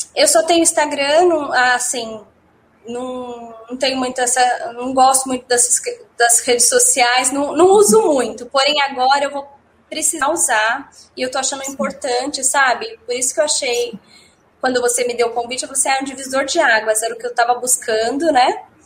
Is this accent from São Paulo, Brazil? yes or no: yes; Guarulhos, São Paulo, Brazil; also born or lived in Minas Gerais; sou de São Paulo, eu sou de Guarulhos